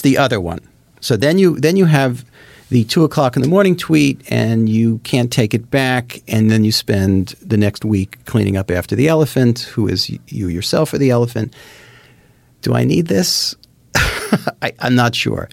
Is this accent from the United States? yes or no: yes; New Jersey, United States; I grew up in Jersey